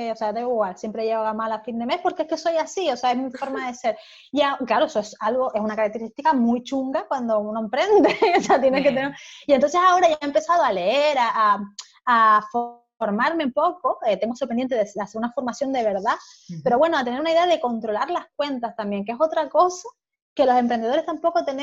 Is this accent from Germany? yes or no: yes; Germany; Spanish is a second language; yo soy alemana